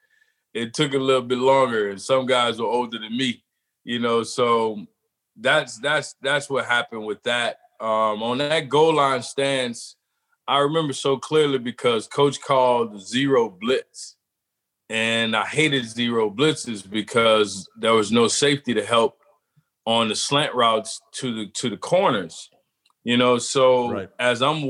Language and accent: English; Metairie, Louisiana, United States; also born or lived in New Orleans, Louisiana; I'm from New Orleans. I grew up 5 minutes in Metairie, Louisiana. Born at Charity Hospital